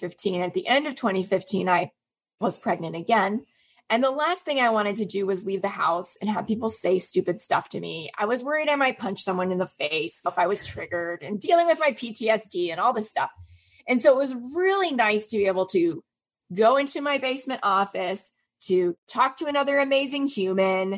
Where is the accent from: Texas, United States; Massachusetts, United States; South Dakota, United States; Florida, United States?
Florida, United States; Orlando; I grew up in Orlando, Florida in the US